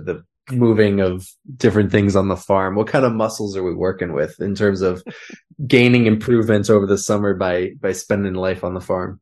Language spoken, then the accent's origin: English; Minnesota, United States; moved away; I grew up in Minnesota